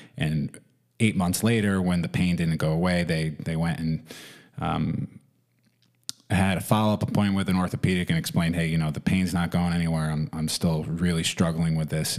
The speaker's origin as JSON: {"language": "English", "region": "New York", "country": "United States", "tie": "born or raised there", "also_born_or_lived": "Florida", "said": "I began skiing in the winters here in New York"}